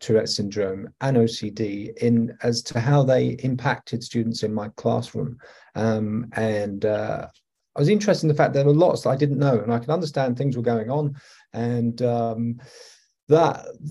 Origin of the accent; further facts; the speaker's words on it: England, United Kingdom; accent: English; moved away as an adult; also born or lived in Australia / Italy / Greece; now in Alberta, Canada; I am English. I'm from the United Kingdom